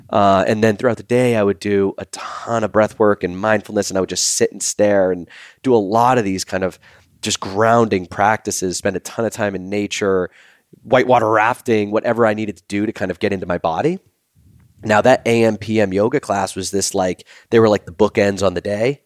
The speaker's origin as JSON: {"language": "English", "town": "Boston", "region": "Massachusetts", "country": "United States", "tie": "born or raised there", "said": "growing up in Boston"}